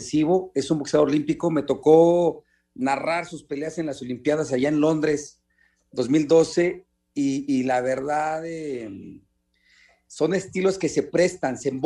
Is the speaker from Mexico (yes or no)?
yes; Mexico; no le gusta mucho el intercambio de golpe como buen mexicano, como estamos acostumbrados